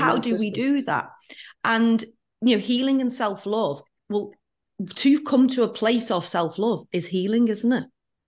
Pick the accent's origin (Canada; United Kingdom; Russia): United Kingdom; near Liverpool, North West England; now in Auckland, New Zealand; I'm from near Liverpool in England